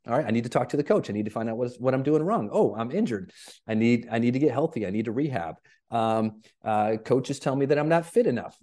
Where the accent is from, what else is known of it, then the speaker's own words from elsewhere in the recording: Flint, Michigan, United States; moved away; I grew up in Flint, Michigan